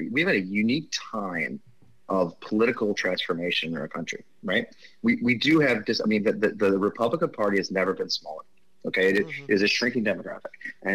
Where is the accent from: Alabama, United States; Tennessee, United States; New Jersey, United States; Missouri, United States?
Missouri, United States; I'm Italian and English. I grew up in Missouri